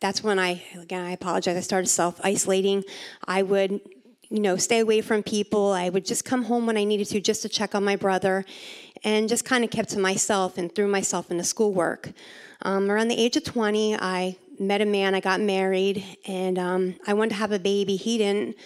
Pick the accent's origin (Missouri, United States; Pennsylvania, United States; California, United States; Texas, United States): Pennsylvania, United States; I'm from Pennsylvania